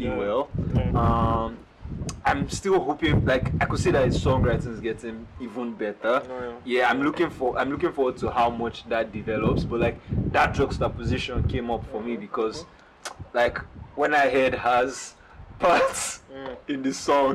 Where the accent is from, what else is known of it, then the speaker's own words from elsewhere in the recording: Nigeria; I'm Nigerian.